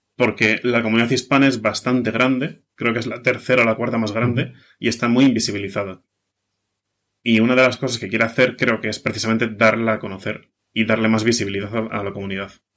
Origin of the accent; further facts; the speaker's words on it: Basque Country, Spain; soy de Euskadi, ¿vale? Vasco